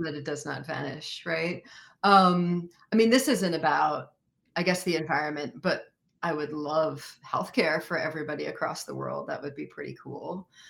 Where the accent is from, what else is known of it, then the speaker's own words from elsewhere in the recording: United States; I am American and I live in this country.